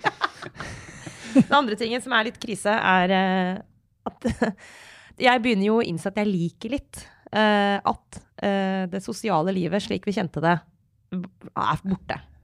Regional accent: Norway; jeg har vokst opp i Norge på 90-tallet og 2000-tallet

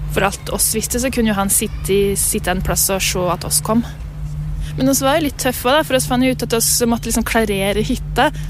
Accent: Lesja, Innlandet, Norway; Jeg kommer fra Lesja i Gudbrandsdalen. Lengst nord i Gudbrandsdalen

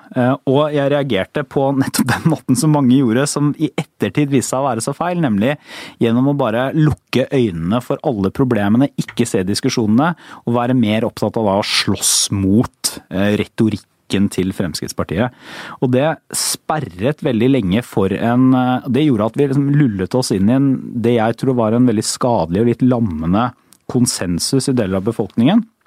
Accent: Porsgrunn, Telemark, Norway; now in Oslo, Norway; jeg er fra Porsgrunn, det er ikke veldig langt fra Oslo til Porsgrunn

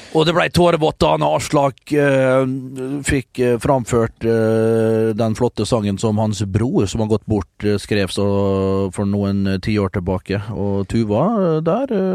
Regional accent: Norway; nå er jeg fra Norge

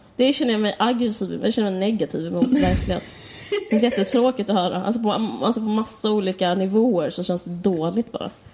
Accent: Skåne, Sweden; also born or lived in Stockholm; både du och jag är uppvuxna på Österlen

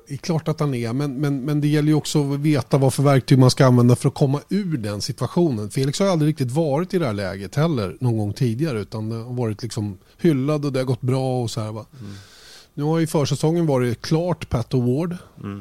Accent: Sweden; Vi är ju svenskar

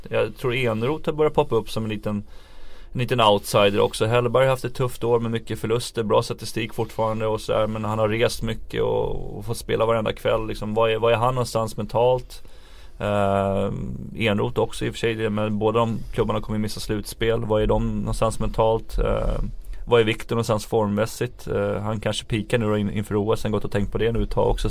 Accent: Sweden; som, som svenskar

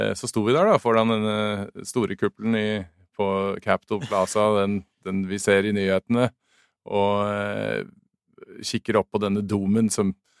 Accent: Norway; moved away as an adult; also born or lived in Drammen; now in United States; jeg vokste opp i Norge

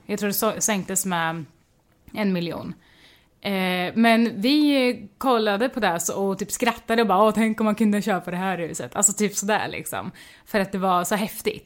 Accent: Mjölby, Östergötland, Sweden; jag kommer från Mjölby, en liten håla

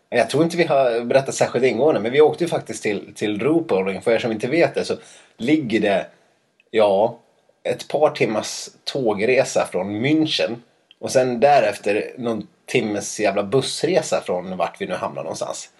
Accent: Dalarna County, Sweden; moved away; jag inte var hemma i Dalarna tillräckligt mycket

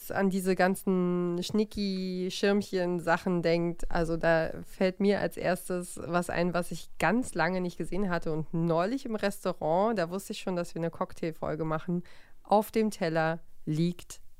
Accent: East Germany, Germany

